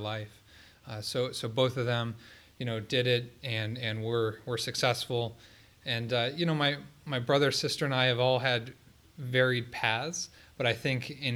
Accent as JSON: {"language": "English", "town": "Columbus", "region": "Ohio", "country": "United States", "tie": "born or raised there", "said": "I grew up here in Columbus, went to Columbus Academy"}